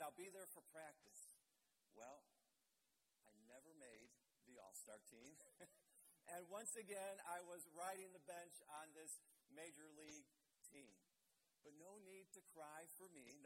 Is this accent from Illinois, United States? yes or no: yes; Blue Island, Illinois, United States; my church that I grew up in Blue Island, Illinois